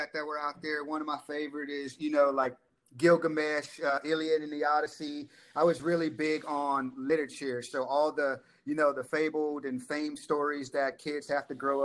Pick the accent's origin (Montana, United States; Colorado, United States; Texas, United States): Texas, United States; Dallas; I grew up in Dallas, Texas